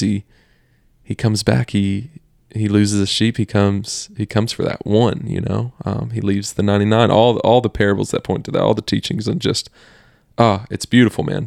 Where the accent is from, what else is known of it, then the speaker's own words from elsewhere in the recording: the South, United States; growing up in the South for both of us, the Bible Belt is what they call it